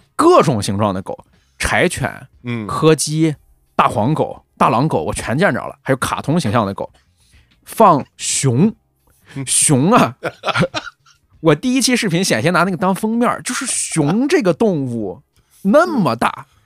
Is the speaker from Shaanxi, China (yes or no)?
no; Weifang, Shandong, China; 怀疑我们潍坊人的技术